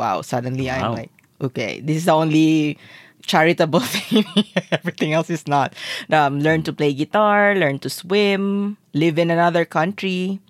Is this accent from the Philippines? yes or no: yes; Zamboanga City, Zamboanga Peninsula, Philippines; this is actually an island in my hometown